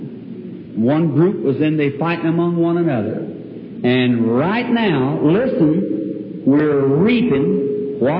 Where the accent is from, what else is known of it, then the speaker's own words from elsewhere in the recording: United States; I'm an American